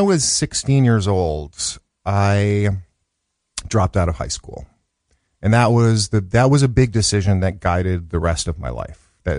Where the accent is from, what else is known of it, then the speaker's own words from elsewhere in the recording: Chicago, Illinois, United States; born there; Well, so I was born in 1965 in Chicago, in the South Side of Chicago.